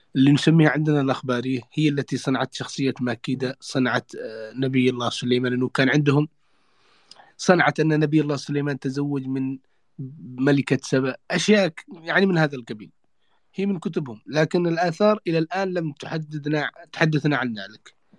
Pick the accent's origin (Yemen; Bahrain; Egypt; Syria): Yemen; عندنا في اليمن